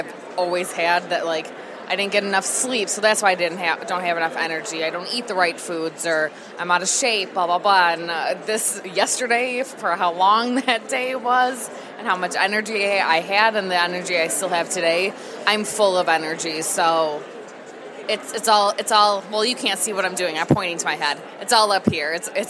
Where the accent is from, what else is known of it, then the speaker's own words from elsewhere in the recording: Chicago, Illinois, United States; Chicago, Illinois.